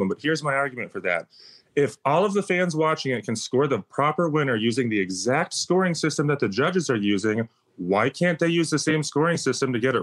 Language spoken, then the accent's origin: English; Minnesota, United States; moved away as an adult; now in Las Vegas, United States; I come from Minnesota, where people are, I guess, a bit extra nice.